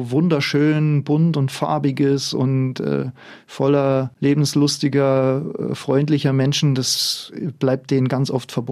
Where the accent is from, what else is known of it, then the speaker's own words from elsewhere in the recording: Bavaria, Germany; ich bin aus Niederbayern auf einem Bauernhof aufgewachsen, also ich bin die Tochter einer Bauersfamilie